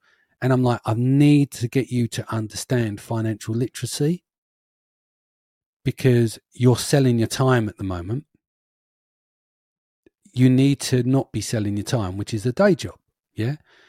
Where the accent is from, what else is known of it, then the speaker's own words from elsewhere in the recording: London, United Kingdom; We're from East London. No one's had a pot to piss in and a window to throw it out of.